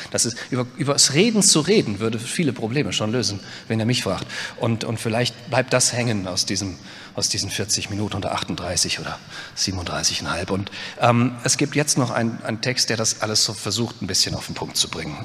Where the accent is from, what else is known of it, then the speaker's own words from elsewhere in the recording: Westerwald, Rhineland-Palatinate, Germany; ich komme aus dem Westerwald